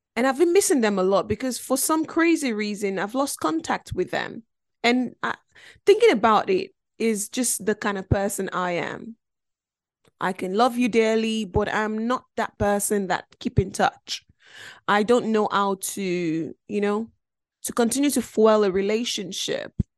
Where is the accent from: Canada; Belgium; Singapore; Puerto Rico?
Belgium; also born or lived in Nigeria; now in United Kingdom; I grew up in Belgium, um, which was a f, a foreign country 'cause I'm originally from Nigeria